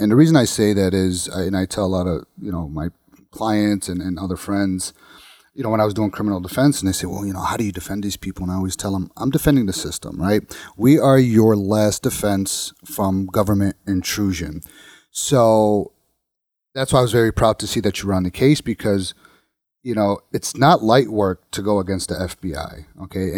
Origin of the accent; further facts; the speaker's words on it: Bridgeview, Illinois, United States; I grew up in the South Side. I grew up in Bridgeview, or um, well, around Bridgeview area